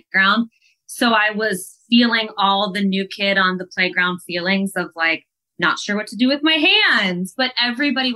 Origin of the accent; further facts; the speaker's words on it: Columbus, Ohio, United States; Columbus, which is my hometown